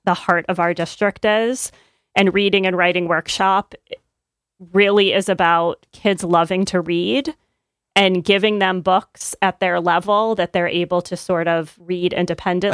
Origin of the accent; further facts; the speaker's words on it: upstate New York, United States; now in Connecticut, United States; I'm not from Connecticut. I grew up in upstate New York